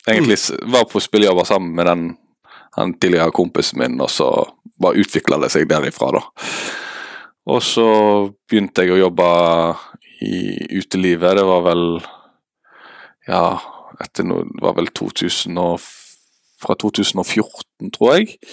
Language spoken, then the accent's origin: Norwegian; Western Norway, Norway; now in Eastern Norway; Uh, jeg sier det at jeg er en klimaflyktning med at jeg er fra Vestlandet og flytta til Østlandet.